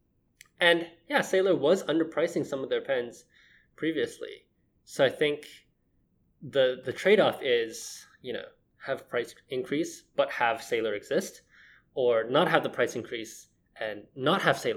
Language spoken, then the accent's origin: English; Hong Kong; now in Tokyo, Japan; I'm from Hong Kong